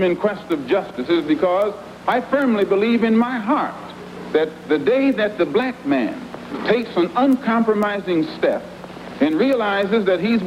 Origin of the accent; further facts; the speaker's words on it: United States; I'm also an American Negro